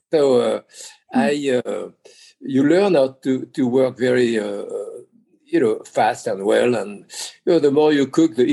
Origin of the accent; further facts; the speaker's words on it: France; accent: Connecticut; English is a second language; now in United States; Uh, I'm certainly much more American now than French. Oh, and wow. my accent is more Connecticut than New York, of course.